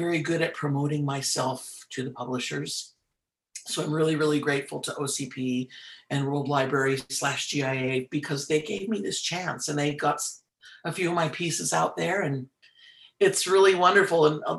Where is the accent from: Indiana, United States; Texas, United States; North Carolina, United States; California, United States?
California, United States; Oakland; I'm native Californian and native of the Diocese of Oakland. So I've always been involved in the music here.